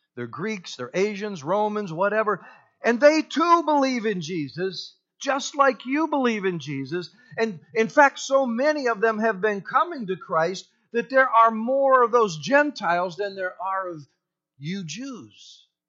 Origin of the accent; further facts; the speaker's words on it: United States; I'm white, I'm an American